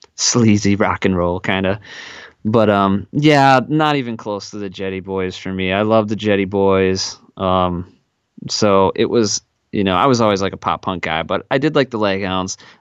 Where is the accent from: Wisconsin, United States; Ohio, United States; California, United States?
Wisconsin, United States; South Central; I grew up in South Central Wisconsin